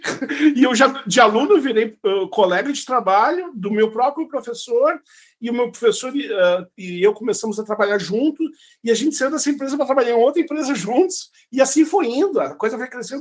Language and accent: Portuguese; Santa Cruz do Sul, Rio Grande do Sul, Brazil; moved away as an adult; also born or lived in São Luís Gonzaga, Brazil; now in Estonia; eu me criei em Santa Cruz do Sul